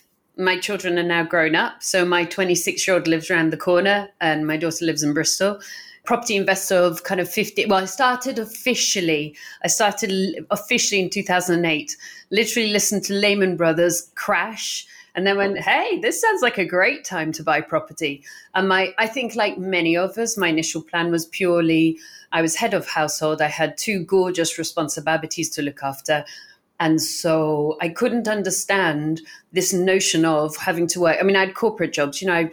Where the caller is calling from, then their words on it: Barcelona, Catalonia, Spain; And I'm joining you from Barcelona in Spain today, which is probably why we can't do it in person.